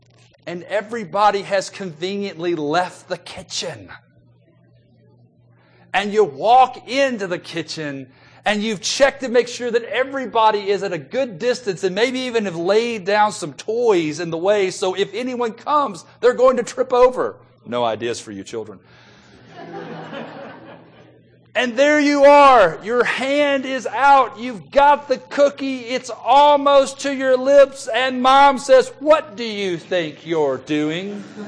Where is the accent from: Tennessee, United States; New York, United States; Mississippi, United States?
Tennessee, United States; Memphis; Growing up in Memphis, Tennessee, like I did, my wife and I bought a house when we first got married.